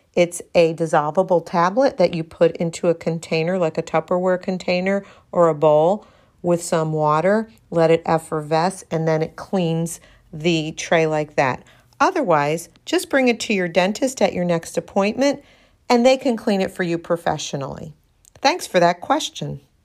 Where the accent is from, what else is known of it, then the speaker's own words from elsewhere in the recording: Darien, Connecticut, United States; right here in the 203, my hometown, Darien, Connecticut